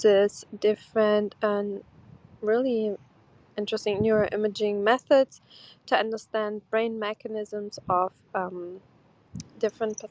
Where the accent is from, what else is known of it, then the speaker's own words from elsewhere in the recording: Porto, Norte, Portugal; also born or lived in Brooklyn, New York; now in New York, United States; In Porto, where I'm from Portugal, is around 17 degrees Celsius